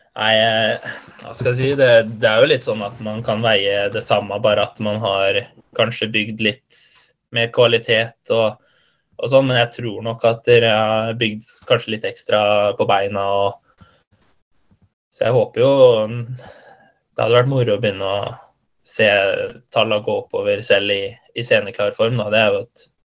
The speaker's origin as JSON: {"language": "Norwegian", "town": "Halden", "region": "Østfold", "country": "Norway", "said": "jeg er fra Halden"}